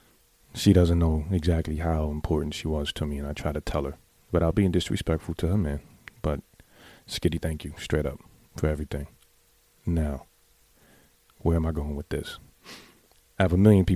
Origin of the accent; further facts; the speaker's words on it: New York City, New York, United States; I grew up in the Bronx.